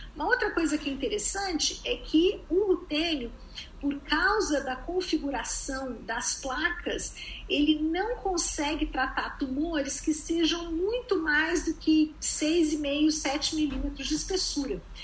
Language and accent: Portuguese; Brazil; moved away as an adult; now in United States